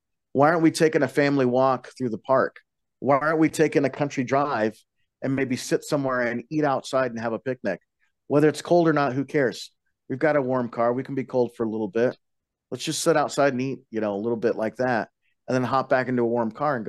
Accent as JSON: {"language": "English", "region": "Colorado", "country": "United States", "tie": "born or raised there", "said": "I was raised on the Western Slope, 15 miles outside of the Rocky Mountain National Park. We had a 4-day school week"}